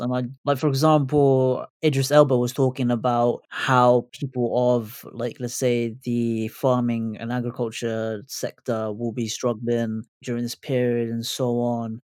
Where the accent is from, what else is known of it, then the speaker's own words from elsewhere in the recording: United Kingdom; as a British Asian